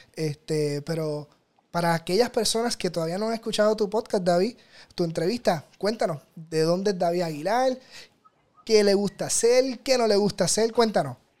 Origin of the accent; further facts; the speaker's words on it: Puerto Rico; como decimos los puertorriqueños